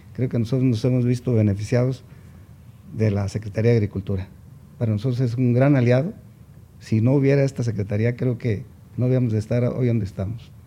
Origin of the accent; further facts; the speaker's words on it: Mexico; todos somos mexicanos